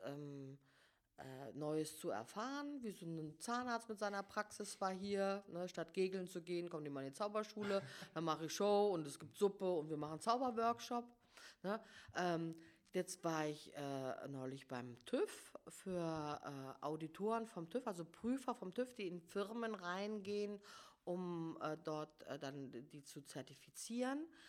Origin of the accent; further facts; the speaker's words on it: Giessen, Hesse, Germany; accent: Hessian; moved away as an adult; also born or lived in Hamburg; ich komme ursprünglich aus Hessen, also in Gießen bin ich aufgewachsen